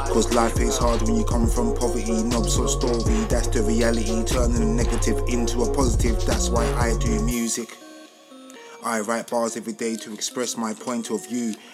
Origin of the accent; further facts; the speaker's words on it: Hackney, London, United Kingdom; I'm from Hackney, lived in Homerton, born in Mother's Hospital 1984. I'm an 80s baby